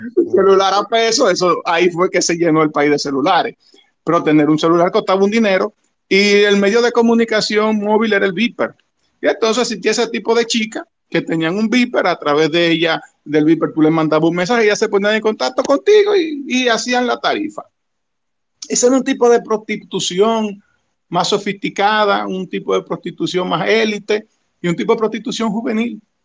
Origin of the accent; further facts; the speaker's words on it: Santo Domingo, Distrito Nacional, Dominican Republic; nací y me crié en el Ensancho Sama